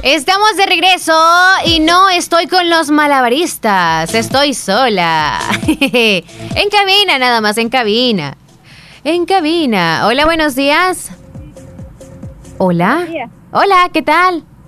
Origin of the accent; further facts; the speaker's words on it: Santa Rosa de Lima, La Unión, El Salvador; Por primera vez a mis 11 años fui a San Salvador. O sea, salí de mi nidito, de Santa Rosa de Lima, de mi casita